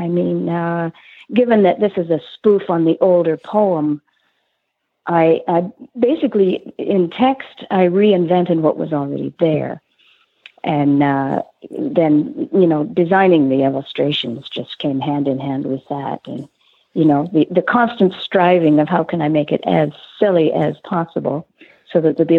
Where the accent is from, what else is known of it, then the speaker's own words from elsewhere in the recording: Canada; being Canadian born and bred